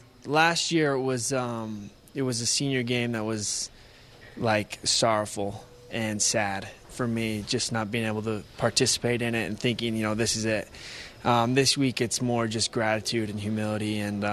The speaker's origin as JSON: {"language": "English", "country": "United States", "moved": "yes", "said": "I'm from Washington"}